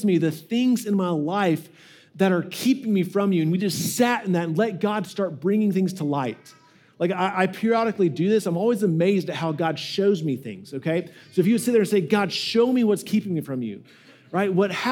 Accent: United States; we really struggle with this as American Christians

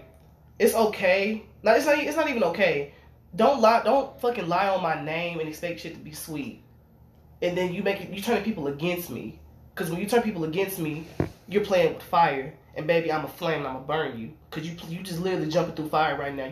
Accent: Arkansas, United States; I'm from Fort Knox, Arkansas.

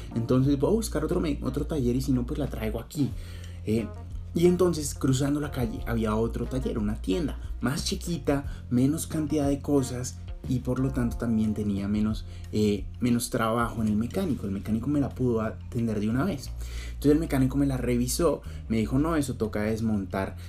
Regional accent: Colombia; now in Bogotá, Colombia; somos colombianos, pero somos colombianos de los buenos.

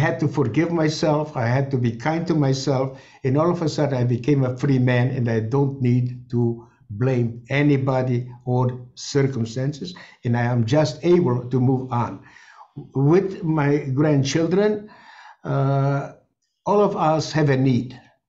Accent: Chernivtsi, Chernivtsi Oblast, Ukraine; born there; I was born in Chernivtsi, Bukovina, and that became part of the Greater Romania. And that's why we were deported by the Romanians and not by the Germans.

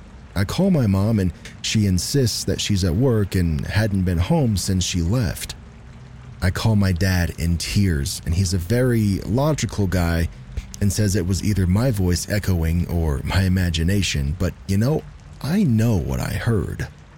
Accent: New York, United States; I grew up in New York, about 2 hours north of New York City. It was a small town off of a state highway.

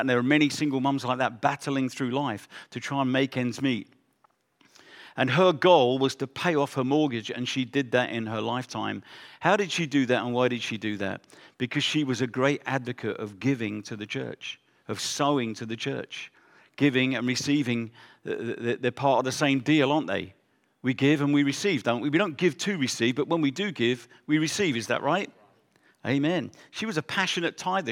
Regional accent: England, United Kingdom; moved away as an adult; also born or lived in South Africa; We're from England, but we went to South Africa.

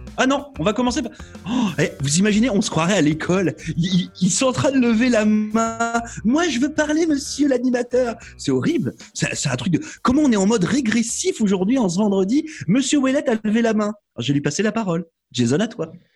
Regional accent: Brittany, France; moved away; la Bretagne, c'est une région en France, c'est de là d'où je viens

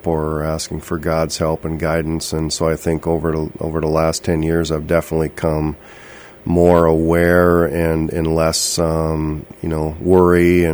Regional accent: Princeton, Minnesota, United States; moved away as an adult; also born or lived in St. Cloud / Twin Cities / Clearwater Lake area; now in Bemidji, United States; I grew up in Princeton and went to college in St. Cloud

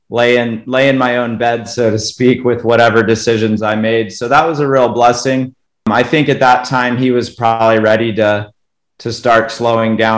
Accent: Colorado, United States; moved away as an adult; also born or lived in Pennsylvania; born and raised in Colorado

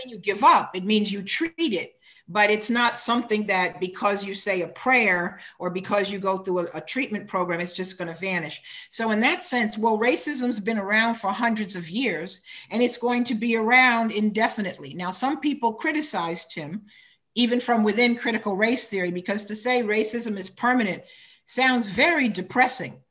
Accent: United States; in America, uh, I'm African American

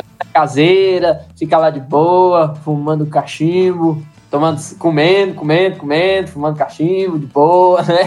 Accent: Brasília, Federal District, Brazil; sou brasiliense

